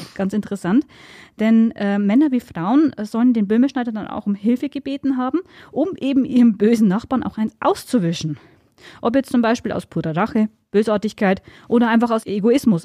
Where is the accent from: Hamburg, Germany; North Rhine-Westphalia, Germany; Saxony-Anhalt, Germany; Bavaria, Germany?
Bavaria, Germany; Upper Palatinate; bei uns in der Oberpfalz